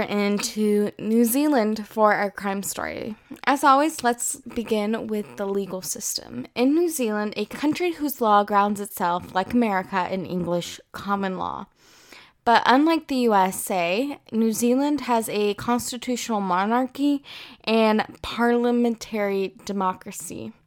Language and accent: English; United States; moved away as an adult; now in France; I am originally from the United States.